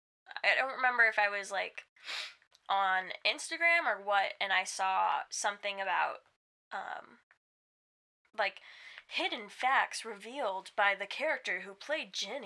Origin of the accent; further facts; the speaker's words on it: Alabama, United States; I'm from Alabama.